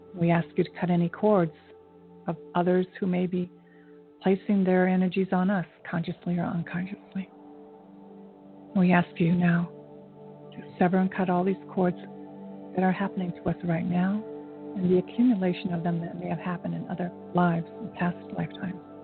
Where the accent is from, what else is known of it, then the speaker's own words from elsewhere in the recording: United States; I'm Asian American